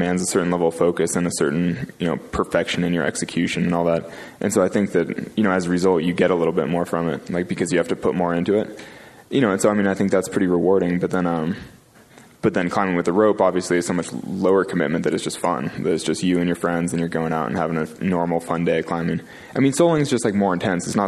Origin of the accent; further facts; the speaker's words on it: California, United States; I grew up in California